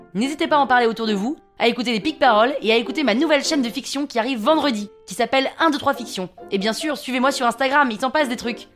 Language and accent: French; Paris, Île-de-France, France; 35 hein. ans, parisienne